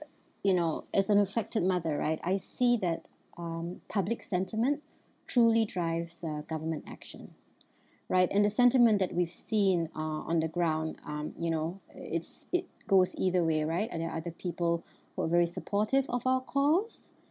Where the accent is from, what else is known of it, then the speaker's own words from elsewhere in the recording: Malaysia; also born or lived in Beijing, China; we are first and foremost, always Malaysian. We never lose our roots